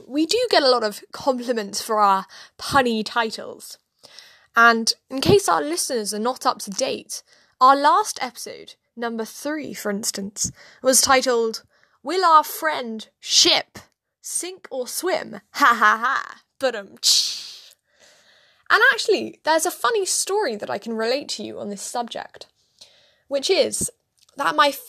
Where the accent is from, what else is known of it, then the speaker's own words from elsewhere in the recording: United States; born there; accent: British; now in London, United Kingdom; I was not actually born in London, despite my quite British accent. I was born in America, in quite a small, idyllic, almost fairy-like town.